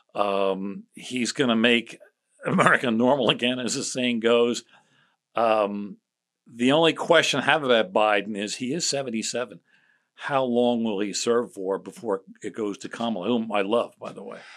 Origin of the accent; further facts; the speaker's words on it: Chester County, Philadelphia area, Pennsylvania, United States; moved away as an adult; also born or lived in Boston; I grew up in Chester County, which borders Delaware.